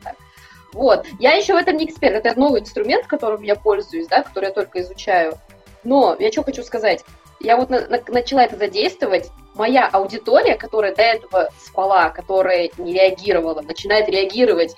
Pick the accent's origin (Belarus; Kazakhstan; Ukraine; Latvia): Kazakhstan; now in Saint Petersburg, Russia; я сама из Казахстана, да, надо сказать, я из Казахстана.